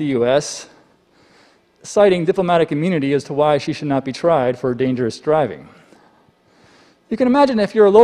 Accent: United States; I'm an American

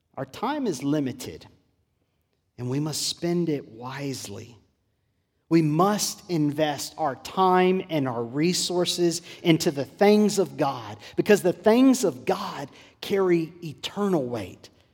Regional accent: Port Lavaca, Texas, United States; Growing up in South Texas in my home church in Port Lavaca

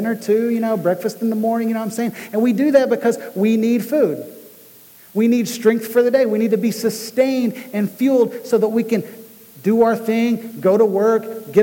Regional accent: United States; we as American Christians

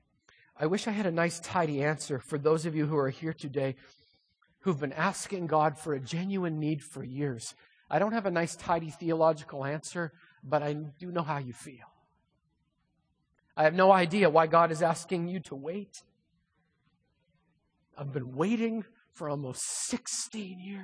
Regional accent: Manitoba, Canada; moved away as an adult; now in Lynden, United States; I grew up in Manitoba

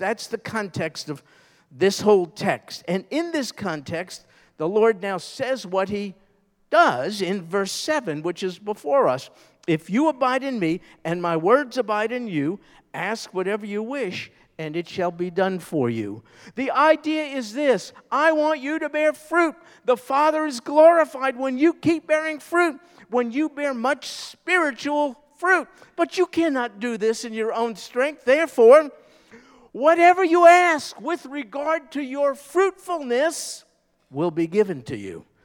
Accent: New York, United States; I'm a New Yorker

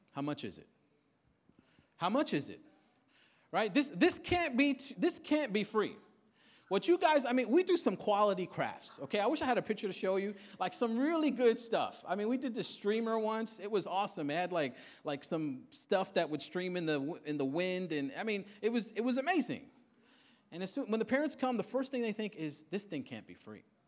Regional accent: New York City, New York, United States; come from Queens, born and raised in Queens

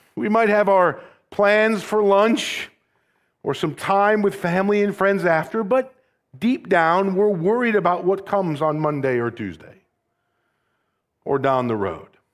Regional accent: Rockford, Illinois, United States; moved away; also born or lived in Southern California; I'm from Rockford

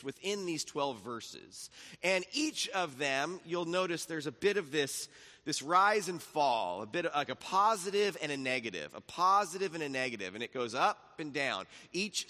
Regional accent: Laguna Beach, California, United States; I grew up in Laguna Beach, then we moved to Capo Beach, so all the cities I lived in had the word beach in them

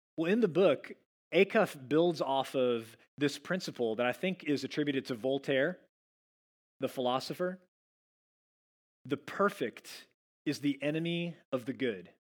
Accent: Dallas, Texas, United States; moved away; I'm from the Dallas area

